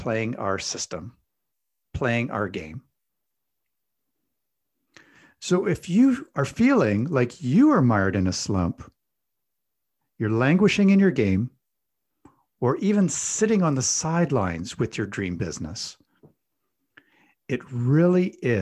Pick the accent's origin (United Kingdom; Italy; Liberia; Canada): Canada; I'm Canadian